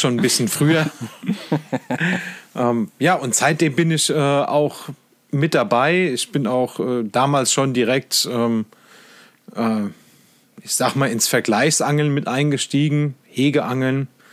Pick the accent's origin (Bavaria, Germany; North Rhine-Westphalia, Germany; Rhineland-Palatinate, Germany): Bavaria, Germany; Lower Main; now in Saarland, Germany; wohnen tue ich im Saarland. Ähm, gebürtig komme ich aus Bayern, vom Untermain